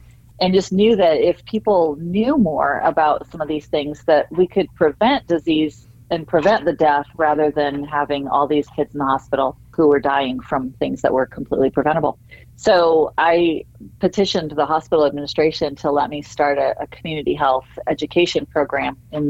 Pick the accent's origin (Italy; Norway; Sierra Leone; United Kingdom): Sierra Leone; Well, of course, I viewed it through a child's eyes at that time, right? And I remember it being sort of an idyllic place to live. My memories there are all very happy.